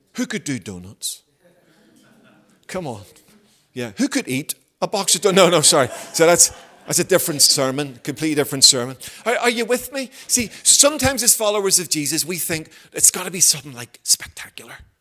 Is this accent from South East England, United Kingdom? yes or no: no; Belfast, Northern Ireland, United Kingdom; moved away as an adult; also born or lived in Havercroft; I grew up in Belfast